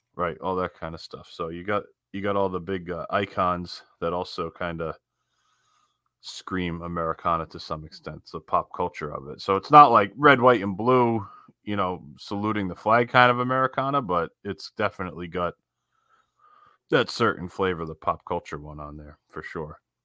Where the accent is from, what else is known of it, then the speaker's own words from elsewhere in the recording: Northeast, United States; we grew up in the Northeast